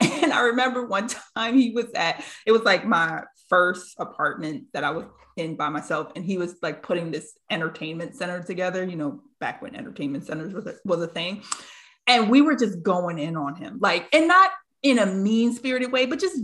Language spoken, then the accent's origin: English; New York, United States; with my family, I grew up in New York